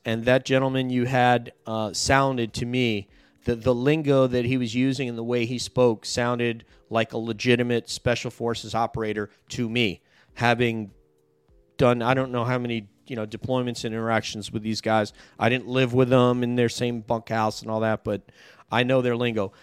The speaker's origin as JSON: {"language": "English", "region": "New York", "country": "United States", "tie": "born or raised there", "said": "my home state"}